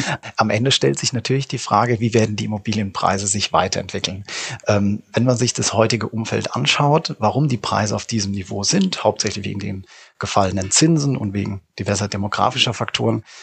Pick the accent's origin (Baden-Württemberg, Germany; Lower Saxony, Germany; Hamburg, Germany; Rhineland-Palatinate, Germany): Rhineland-Palatinate, Germany; ich sag mal, ich selbst bin, bin Pfälzer entsprechend dann irgendwo in Berlin oder in München sich vielleicht äh, zu betätigen